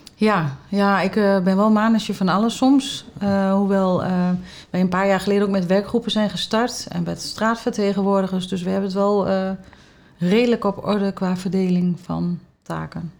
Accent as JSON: {"language": "Dutch", "town": "Haaksbergen", "region": "Overijssel", "country": "Netherlands", "also_born_or_lived": "Enschede", "moved": "as an adult", "lives_now": "Losser, Netherlands", "said": "Ik kom oorspronkelijk uit Haaksberg, ook een dorp"}